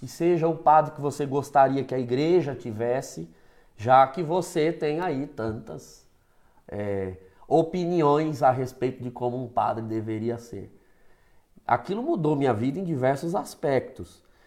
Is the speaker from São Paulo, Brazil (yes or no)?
yes; Osasco, São Paulo, Brazil; eu sou natural de Osasco, né, eu venho de uma paróquia ali da região Santo Antônio